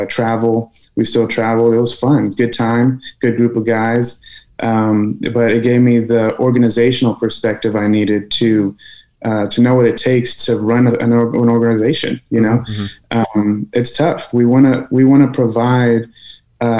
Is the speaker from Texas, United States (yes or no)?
yes; San Antonio, Texas, United States; I loved UTSA. It's my hometown